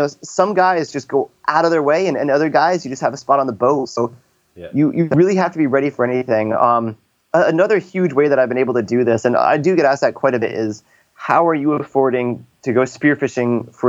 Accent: San Diego, California, United States; hey, I'm a guy from San Diego.

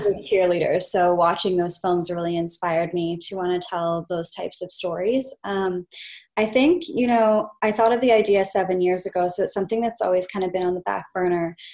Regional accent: Kelowna, British Columbia, Canada; moved away; this was actually shot in my hometown which is Kelowna BC

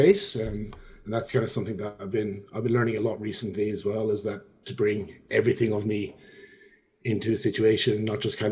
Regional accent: Kilkenny, Leinster, Ireland; moved away as an adult; also born or lived in France / England / Scotland; now in Perth, Australia; I grew up on a dairy farm in the southeast of Ireland outside of a town called Kilkenny. Left there when I was 18, lived in France, England, Scotland, and I now live in Perth, Western Australia.

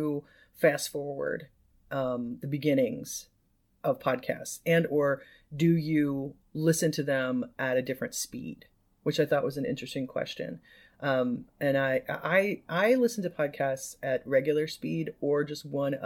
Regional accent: Midwest, United States; now in California, United States; I'm Midwestern Californian now

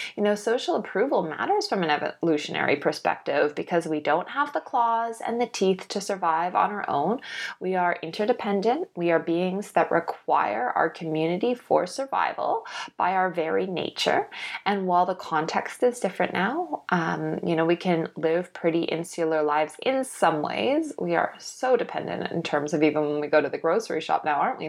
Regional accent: Canada; now in Australia; I'm living in Australia now. I grew up in Canada.

